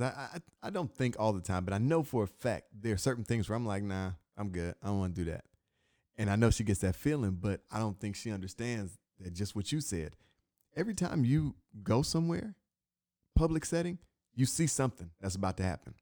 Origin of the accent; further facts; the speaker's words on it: Inkster, Michigan, United States; being from where I'm from, I'm from Inkster, Michigan, right outside Detroit